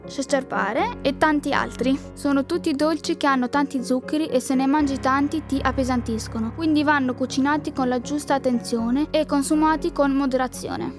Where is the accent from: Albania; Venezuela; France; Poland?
Albania; now in Italy; della mia terra, l'Albania